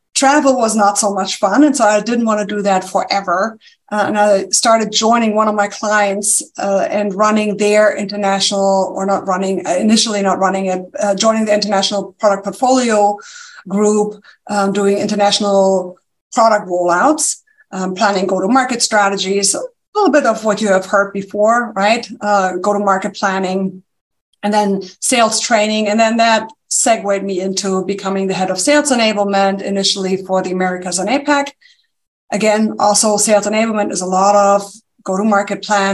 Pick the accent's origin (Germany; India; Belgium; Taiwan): Germany; accent: German; English is a second language; moved away as an adult; now in United States; there's a slight accent. It's German. Yes. Okay. Yeah, it's German